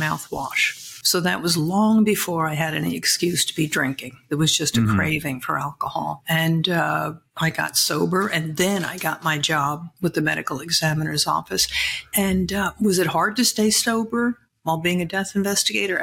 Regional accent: Massapequa Park, New York, United States; also born or lived in Brooklyn, New York; I'm from Brooklyn, raised on Long Island in a very nice little town

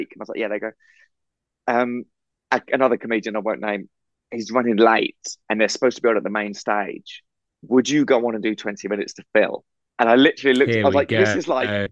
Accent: England, United Kingdom; we're English

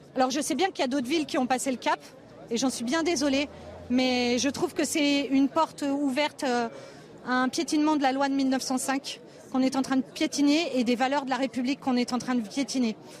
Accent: Grenoble, Auvergne-Rhône-Alpes, France; Je suis française, grenobloise

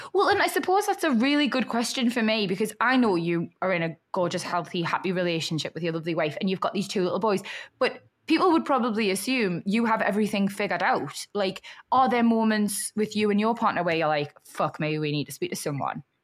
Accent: Newcastle upon Tyne, North East England, United Kingdom; accent: Geordie; moved away as an adult; also born or lived in Liverpool; now in London, United Kingdom; born and bred Geordie

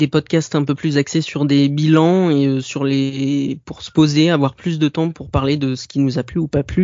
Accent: Normandy, France; Euh, je ne suis pas lyonnais, je suis normand

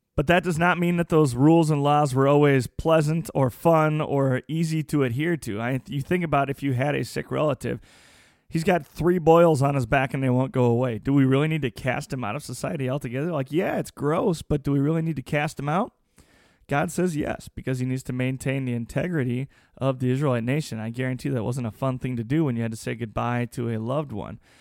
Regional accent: United States; As the American people

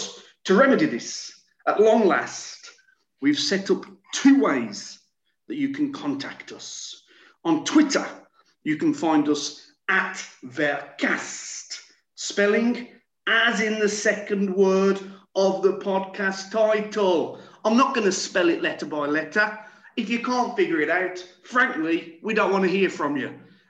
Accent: France; English is a second language; from France

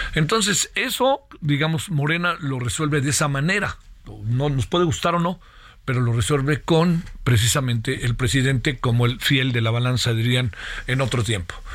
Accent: Mexico; somos los mexicanos

